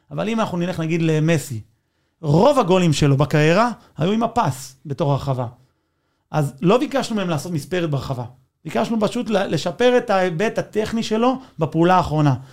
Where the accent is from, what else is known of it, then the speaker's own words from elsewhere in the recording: Israel; אני, אני ישראלי, אבל בלב אני ארגנטינאי